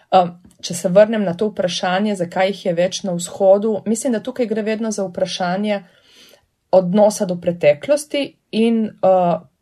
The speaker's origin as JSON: {"language": "Slovenian", "area": "Primorska", "region": "Goriška", "country": "Slovenia", "tie": "born or raised there", "said": "prihajam iz Primorske, torej iz Goriške, kjer je vseeno ta pripoved bila del moje identitete od zgodnega otroštva"}